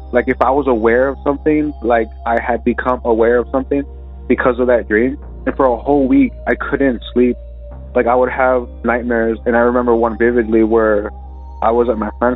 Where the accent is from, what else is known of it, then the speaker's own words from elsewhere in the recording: South Texas, United States; I was from South Texas, but yeah, I'm from South Texas.